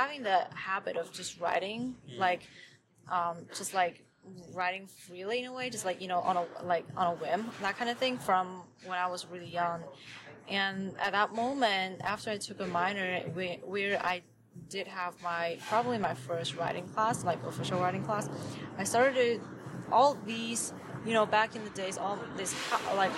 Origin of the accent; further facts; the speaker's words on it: Wenzhou, Zhejiang, China; English is a second language; moved away as an adult; also born or lived in Shaanxi, China; now in Los Angeles, United States; I was born in Shaanxi in China. It's like in the west part, which is closer to Beijing for you to kind of have a better idea of like where, like the geography. Then when I was 5, my family moved from Shaanxi to Wenzhou.